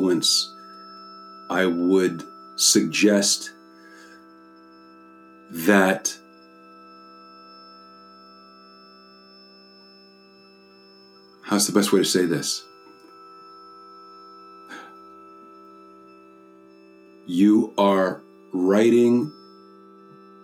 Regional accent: United States; I'm an American

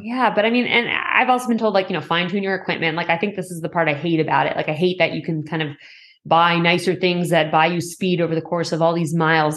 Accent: Boston, Massachusetts, United States; also born or lived in Bay Area; now in Los Angeles, United States; I grew up in Boston

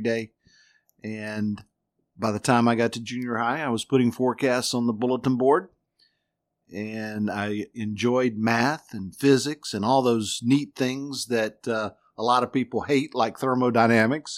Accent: North Carolina, United States; now in Florida, United States; I grew up in North Carolina

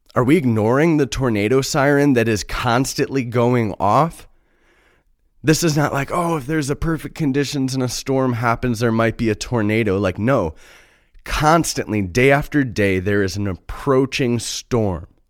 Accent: Chicago, Illinois, United States; I'm from Chicago. I live in the Midwest

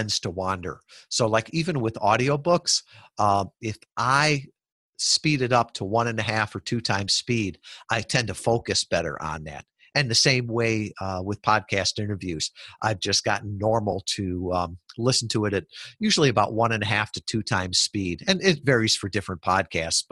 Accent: Kalamazoo, Michigan, United States; I was from Kalamazoo, Michigan.

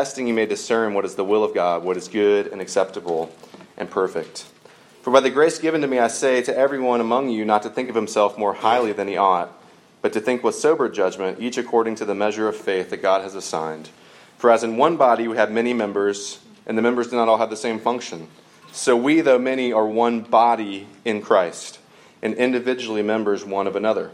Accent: Georgia, United States; I grew up in Georgia

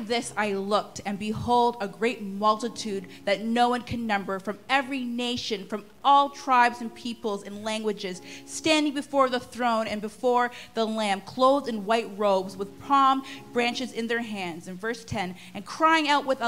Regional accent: Durham, Ontario, Canada; also born or lived in Edmonton, Alberta; I grew up in Durham

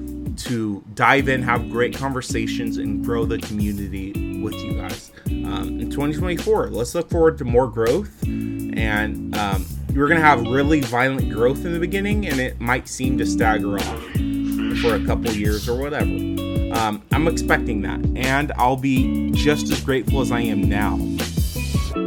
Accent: Fresno, California, United States; moved away; I went to visit my family back in my hometown of Fresno, California

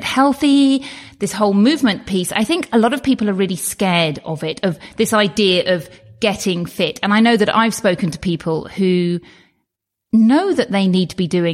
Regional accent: United Kingdom; as a British person, we don't get health bills in the same way as you do in the United States

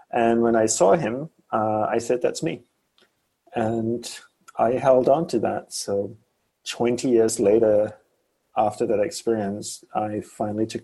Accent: Malaysia; born there; well, I was born in Malaysia, and I first had the thought to be a monk when I was around four or five years old.

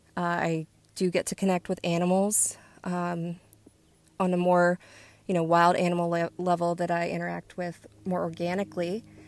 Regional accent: West Virginia, United States; I'm from West Virginia. We were outside all day, every day that we could

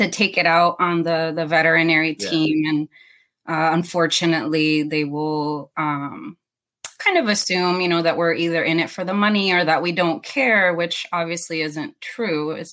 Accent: Puerto Rico; moved away as an adult; also born or lived in Iowa / St. Kitts / Florida; now in Lutz, United States; I actually was born and raised in Puerto Rico.

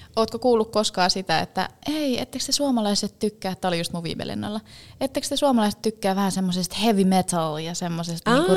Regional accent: Finland

